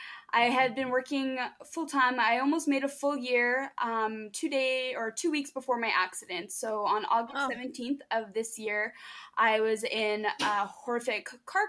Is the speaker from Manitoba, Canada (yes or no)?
yes; La Broquerie, Manitoba, Canada; moved away as an adult; now in Mitchell, Canada; I'm originally from a small little French town called Le Brocq, Manitoba.